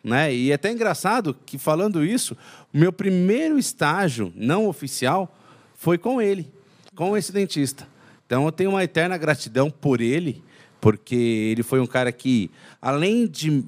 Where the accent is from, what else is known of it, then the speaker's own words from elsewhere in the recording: São Paulo, Brazil; now in Minas Gerais, Brazil; Então eu sou de São Paulo, né? mas moro em Minas. E durante as minhas férias eu ia para São Paulo para curtir as férias